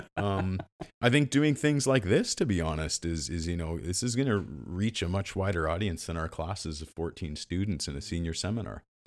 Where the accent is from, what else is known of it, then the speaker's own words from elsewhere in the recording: Western Canada, Canada; I'm, I'm from the West